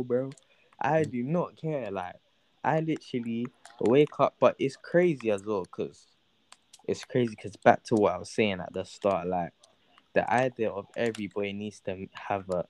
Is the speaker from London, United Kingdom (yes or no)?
yes; London, United Kingdom; growing up in South London